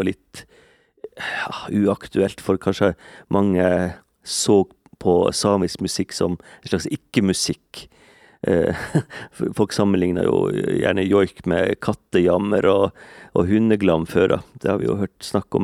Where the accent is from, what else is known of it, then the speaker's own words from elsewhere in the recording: Kåfjord, Troms, Norway; now in Eastern Norway, Norway; Jeg er bosatt på Østlandet, men jeg, jeg kommer jo fra Mandalen i Kåfjord